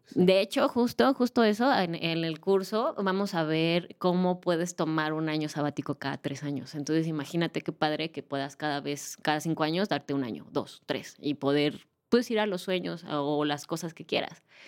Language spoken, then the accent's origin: Spanish; Mexico; Aquí en México